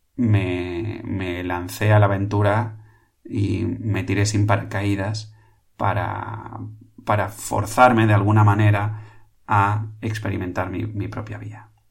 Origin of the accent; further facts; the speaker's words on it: Catalonia, Spain; aquí en Cataluña, en mi tierra